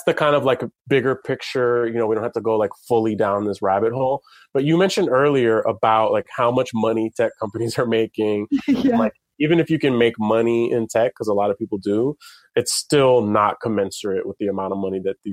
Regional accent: San Francisco, California, United States; now in New York City, United States; I'm from San Francisco

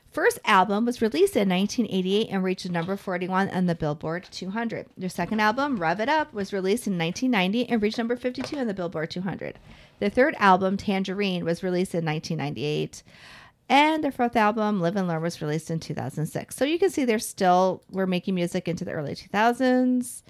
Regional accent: United States; accent: Chicago; I did not grow up anywhere near the city. And I think it's funny that everybody thinks I have such a strong Chicago accent

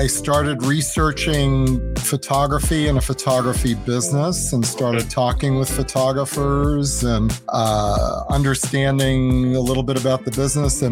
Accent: Long Island, New York, United States; I grew up in New York on Long Island

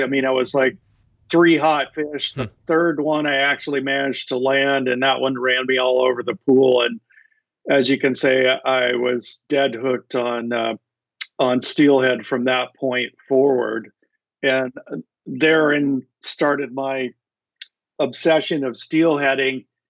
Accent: Montana, United States; moved away as an adult; also born or lived in Seattle area, Washington; now in Seattle, United States; growing up in Montana with uh, superb trout fishing

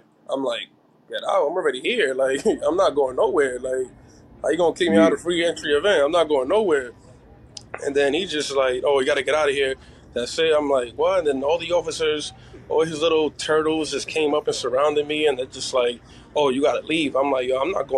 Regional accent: New York City, New York, United States; now in New Jersey, United States; I'm originally from Brooklyn and Queens

